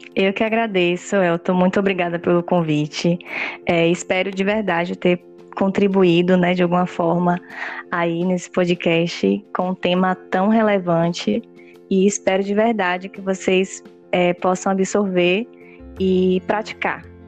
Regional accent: Salvador, Bahia, Brazil; Nós somos de Salvador

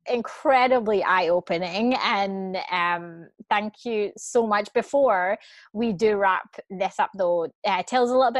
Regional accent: Scotland, United Kingdom; I grew up in Scotland, so, you know, we're the land of fish and chips and greasiness.

